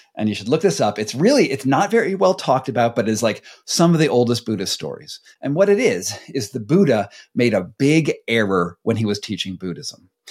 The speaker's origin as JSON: {"language": "English", "country": "United States", "said": "we come from America"}